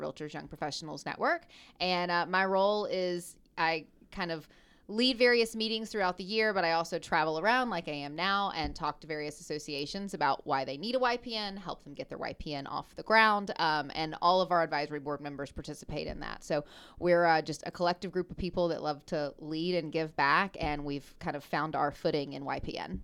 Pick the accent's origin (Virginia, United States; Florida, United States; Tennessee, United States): Tennessee, United States; Memphis; I'm from Memphis, Tennessee.